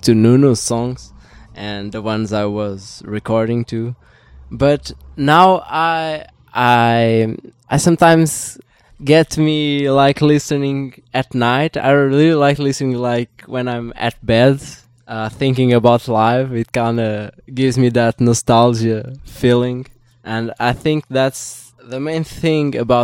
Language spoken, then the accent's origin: English; Portugal; I'm from Portugal